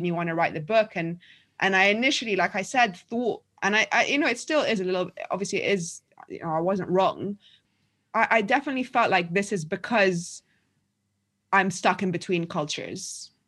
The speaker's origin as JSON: {"language": "English", "region": "London", "country": "United Kingdom", "tie": "born or raised there", "also_born_or_lived": "Egypt", "said": "I was born in Egypt, but I've lived in London more or less since I was eight years old. We moved back to Egypt for a year when I was twelve."}